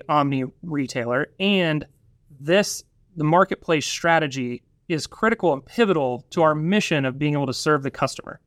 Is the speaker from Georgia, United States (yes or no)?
no; Northwest Arkansas, United States; also born or lived in Drake's Creek, Arkansas; I grew up here in Northwest Arkansas